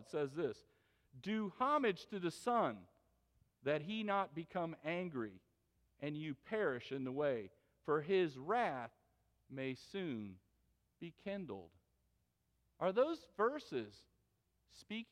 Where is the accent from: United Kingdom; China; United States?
United States; West Palm Beach, Florida; West Palm Beach, Florida, which is my hometown